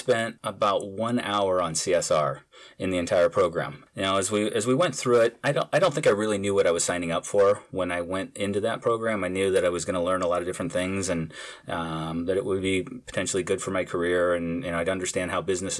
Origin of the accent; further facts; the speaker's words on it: St. Louis, Missouri, United States; I grew up in St. Louis, Missouri, you know, in the Midwest